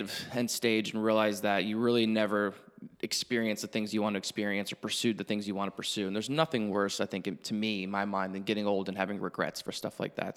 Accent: Hilton Head Island, South Carolina, United States; moved away as an adult; I grew up in Hilton Head

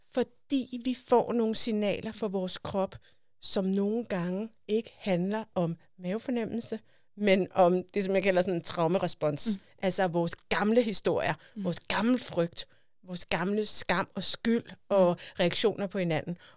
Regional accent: Denmark; Altså, vi er jo danskere.

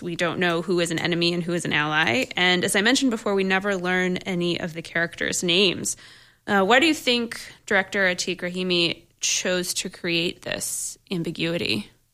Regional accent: Buffalo, New York, United States; I'm from Buffalo

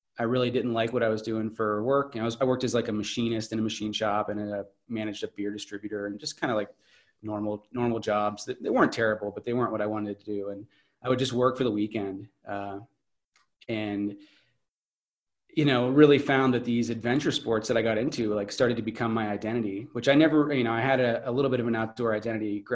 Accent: Snow Shoe, Pennsylvania, United States; So I grew up in central Pennsylvania, near State College, which is where Penn State University is at. I grew up in a little old coal town called Snowshoe.

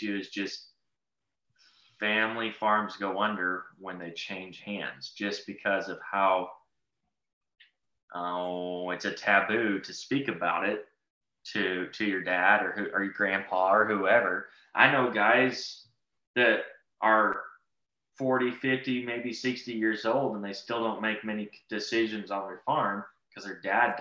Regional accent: Texas, United States; I'm from Texas

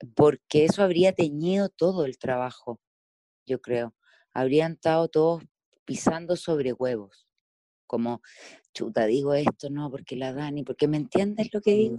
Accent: Chile

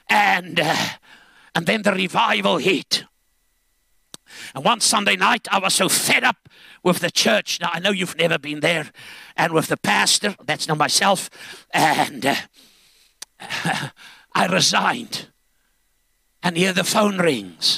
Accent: Zambia; now in South Africa; I was born in Zambia, and that was under British rule in Northern Rhodesia.

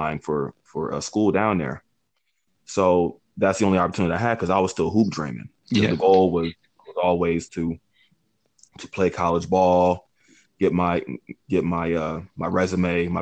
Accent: Hamilton, New Jersey, United States; moved away as an adult; also born or lived in Plainsboro, New Jersey / Salisbury, North Carolina; now in Tampa, United States; Born and raised in Hamilton, New Jersey. Moved to Plainsboro, New Jersey, when I first met you

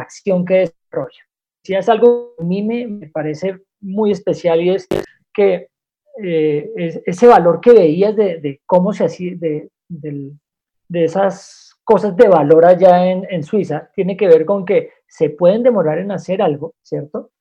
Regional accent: Bogotá, Colombia; Soy el único rolo en medio de, este, de toda esta reunión

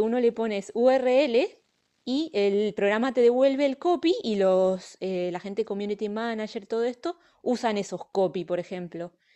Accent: Argentina; now in Pontevedra, Spain; yo soy argentina

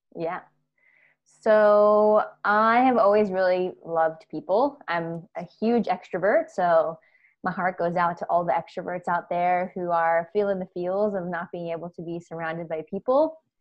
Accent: United States; accent: American; moved away as an adult; now in Australia; I'm American, uh, if you couldn't tell by my accent

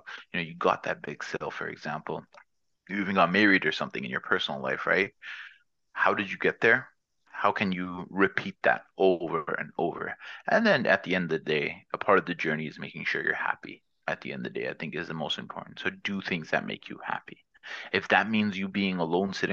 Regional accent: Toronto, Ontario, Canada; I'm from Toronto.

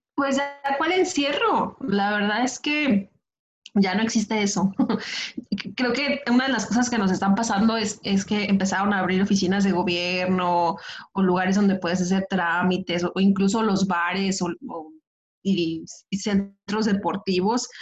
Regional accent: Michoacán, Mexico; now in Guadalajara, Mexico; Porque también soy de Michoacán

